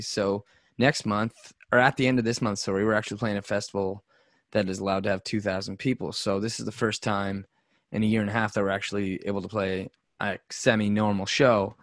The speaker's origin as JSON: {"language": "English", "region": "Nova Scotia", "country": "Canada", "also_born_or_lived": "Alberta", "said": "We're guys from Nova Scotia, small place"}